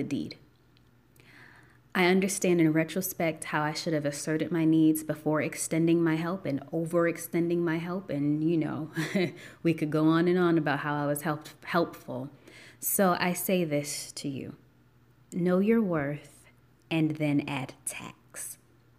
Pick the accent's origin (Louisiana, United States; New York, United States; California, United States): New York, United States; Buffalo; moved away as an adult; now in Atlanta, United States; I'm originally from Buffalo, New York